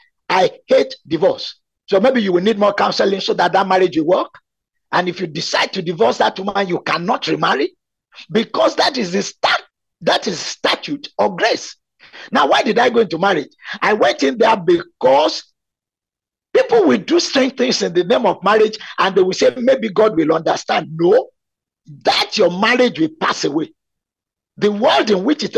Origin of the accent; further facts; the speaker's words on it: Nigeria; also born or lived in Abeokuta, Nigeria; I was expected by Chivning to be within my home country for 2 years